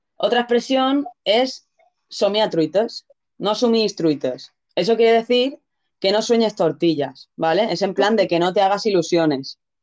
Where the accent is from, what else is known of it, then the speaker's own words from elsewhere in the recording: Spain; also born or lived in Catalonia; soy medio mallorquina, medio catalana.